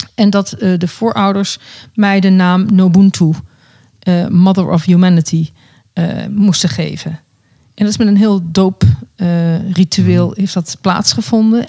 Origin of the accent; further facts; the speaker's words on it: Netherlands; moved away; also born or lived in South Africa; Nederland is mijn vaderland en Zuid-Afrika is mijn moederland.